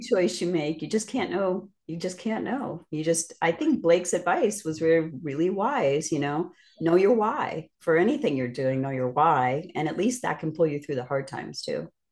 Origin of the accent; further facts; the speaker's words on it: Northeast, United States; also born or lived in Midwest / Indiana / Miami, Florida; now in Florida, United States; I'm from the Northeast